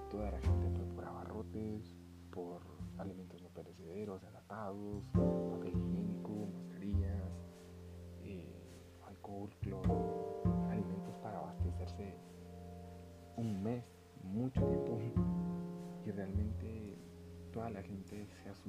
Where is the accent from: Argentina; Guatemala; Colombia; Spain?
Guatemala